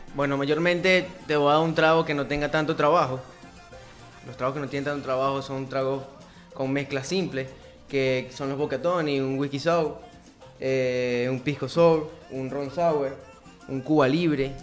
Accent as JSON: {"language": "Spanish", "town": "Barquisimeto", "region": "Lara", "country": "Venezuela", "moved": "as an adult", "lives_now": "Dominican Republic", "said": "Yo soy de Barquisimeto, Estado Lara"}